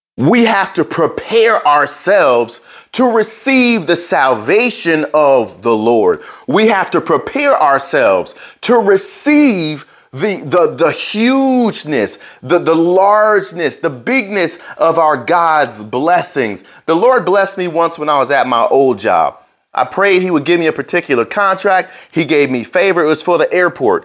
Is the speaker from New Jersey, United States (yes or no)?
yes; New Jersey, United States; I grew up in Jersey, in New Jersey.